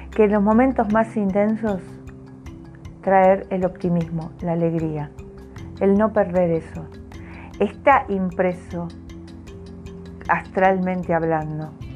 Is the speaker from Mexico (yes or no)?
no; Argentina; los que somos argentinos